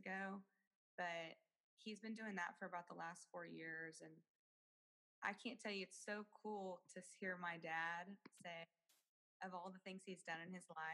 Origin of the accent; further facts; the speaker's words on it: Austin, Texas, United States; also born or lived in Marble Falls, Texas; I was born and raised actually in Austin, Texas